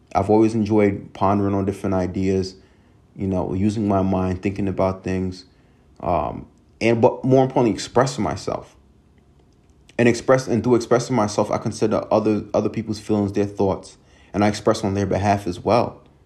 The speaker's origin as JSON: {"language": "English", "town": "Hempstead", "region": "New York", "country": "United States", "tie": "born or raised there", "also_born_or_lived": "Binghamton, New York", "said": "I grew up in Hempstead and how tough it was growing up"}